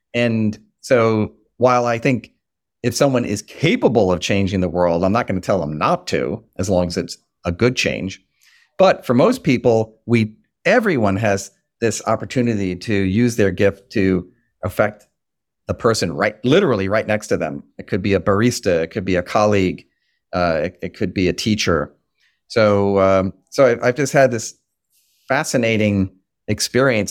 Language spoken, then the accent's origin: English; Long Island, New York, United States; moved away as an adult; now in Washington, D.C., United States; I'm from Long Island, New York